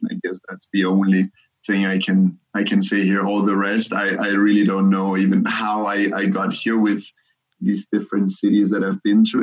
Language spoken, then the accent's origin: English; Copenhagen, Capital Region of Denmark, Denmark; moved away as an adult; also born or lived in Cairo, Egypt / Germany / Singapore; I come from Copenhagen